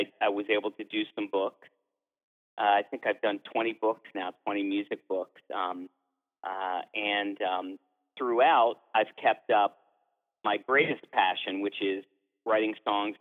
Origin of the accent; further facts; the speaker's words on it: Philadelphia, Pennsylvania, United States; I'm from the East Coast. I'm from a suburb of Philadelphia.